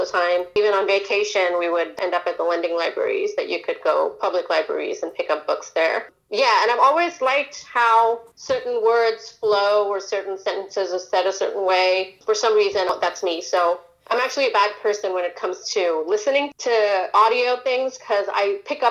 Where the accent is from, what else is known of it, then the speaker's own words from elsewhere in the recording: India; moved away; I was born in India, raised partly in India